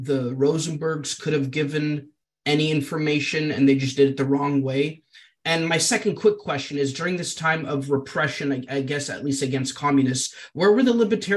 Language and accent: English; Canada; I'm Canadian.